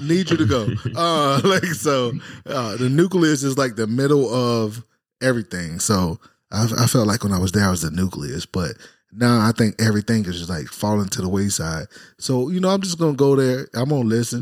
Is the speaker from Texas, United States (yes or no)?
no; Jacksonville, Florida, United States; also born or lived in Fredericksburg, Virginia / Cuba; 15 years of my life raised in Jacksonville, Florida.